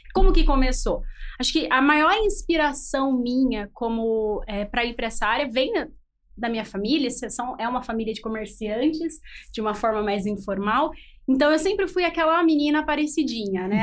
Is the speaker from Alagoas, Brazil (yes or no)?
no; Campinas, São Paulo, Brazil; eu sou de Campinas